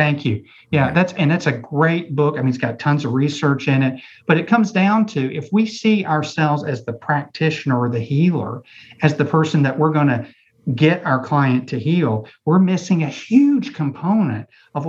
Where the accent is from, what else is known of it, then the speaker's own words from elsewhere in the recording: Ohio, United States; Oh, you're from Ohio. Okay. Yeah, I'm from Ohio too.